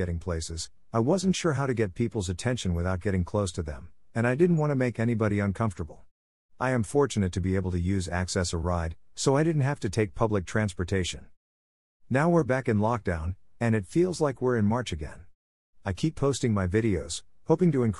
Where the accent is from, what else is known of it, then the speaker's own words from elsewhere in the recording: Italy; now in New York City, United States; I'm from Italy